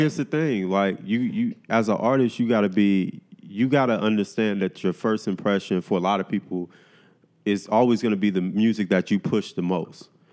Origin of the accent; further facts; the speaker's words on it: Miami, Florida, United States; I grew up in Miami